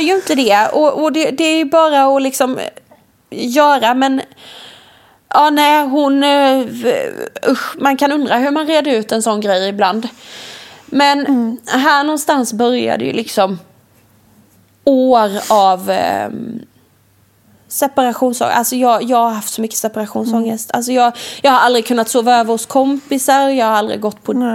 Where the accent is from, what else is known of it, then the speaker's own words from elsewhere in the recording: Värnamo, Jönköping County, Sweden; jag är uppvuxen i Värnamo från början, i ett radhus